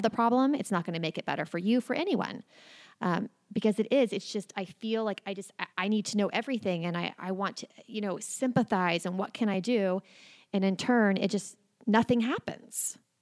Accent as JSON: {"language": "English", "town": "Oklahoma City", "region": "Oklahoma", "country": "United States", "tie": "born or raised there", "said": "I was born and raised in Oklahoma City"}